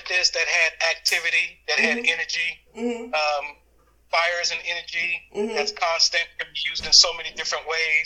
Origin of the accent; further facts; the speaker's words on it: New York City, New York, United States; As a kid growing up in Brooklyn, New York, I was the youngest of nine